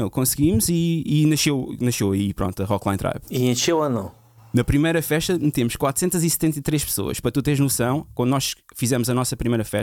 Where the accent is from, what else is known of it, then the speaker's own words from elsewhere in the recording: Lisbon, Portugal; also born or lived in Luanda, Angola; Eu nasci na Cruz Vermelha, 82, na Cruz Vermelha.